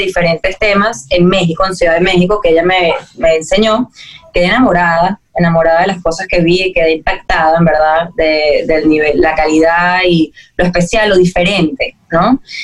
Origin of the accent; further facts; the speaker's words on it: Venezuela; siendo venezolana, de Venezuela